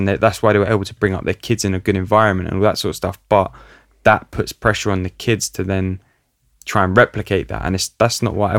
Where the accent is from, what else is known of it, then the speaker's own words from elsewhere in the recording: London, United Kingdom; looking at the culture that I grew up in North London, like Italian community in North London, like a lot of that is rooted in like success and like being successful.